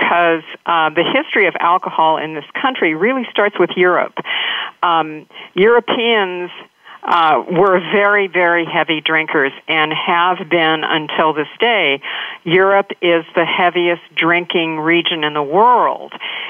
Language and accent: English; Astoria, Oregon, United States; I grew up in Astoria, which is a small town on the coast of Oregon